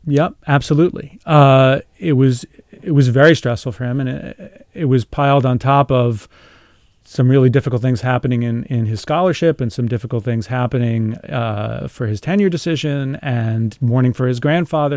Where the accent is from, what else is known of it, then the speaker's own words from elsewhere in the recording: New York City, New York, United States; I grew up about five miles from there.